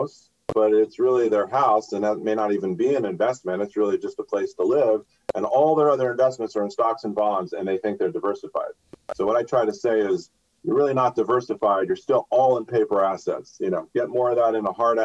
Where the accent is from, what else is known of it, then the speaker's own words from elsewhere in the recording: Los Angeles, California, United States; I'm from Los Angeles, so I grew up here. I went to school here